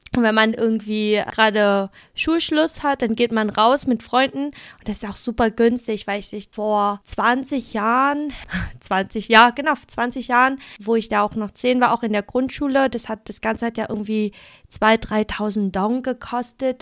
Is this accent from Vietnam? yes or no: yes; Vietnam; now in Germany; wir sind ja beide in Vietnam aufgewachsen